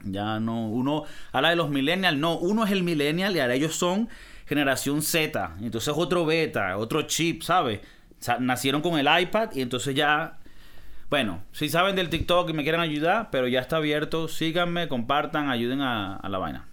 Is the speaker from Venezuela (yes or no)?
yes; Venezuela; yo no soy de Caracas, ¿no? Yo soy del Monte Culebra